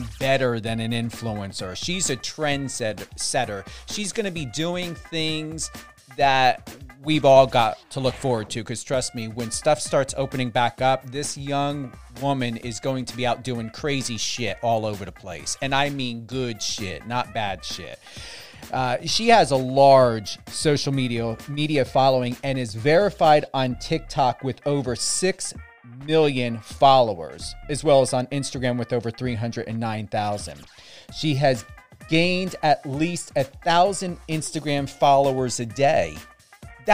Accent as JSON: {"language": "English", "region": "New Jersey", "country": "United States", "accent": "Jersey", "said": "I'm from Jersey."}